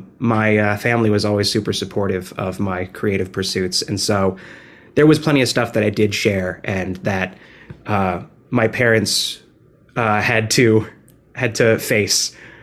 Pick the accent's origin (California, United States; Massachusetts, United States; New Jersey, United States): New Jersey, United States; now in New York, United States; No, I'm originally from New Jersey, but I live